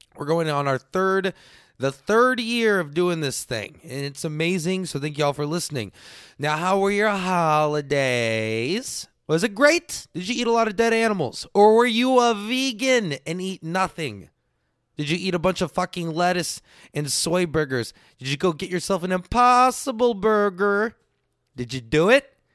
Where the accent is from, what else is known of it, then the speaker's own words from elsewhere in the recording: Texas, United States; I'm just Texan